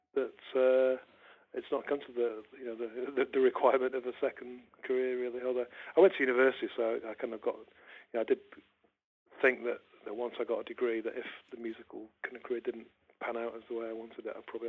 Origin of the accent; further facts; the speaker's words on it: Manchester, North West England, United Kingdom; moved away as an adult; also born or lived in Leeds; When I was growing up in Manchester